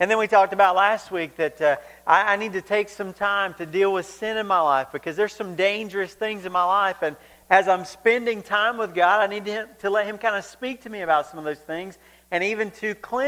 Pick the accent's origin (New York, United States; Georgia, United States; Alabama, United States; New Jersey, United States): Georgia, United States; growing up in Georgia